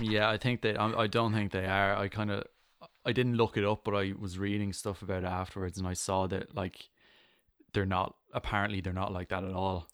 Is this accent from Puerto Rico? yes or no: no; Ireland; I'm I'm Irish